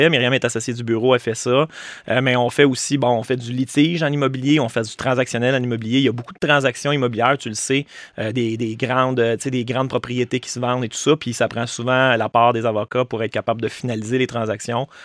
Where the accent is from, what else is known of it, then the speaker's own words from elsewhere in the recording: Estrie, Quebec, Canada; En Estrie. Oui, ouais, je suis né en Estrie.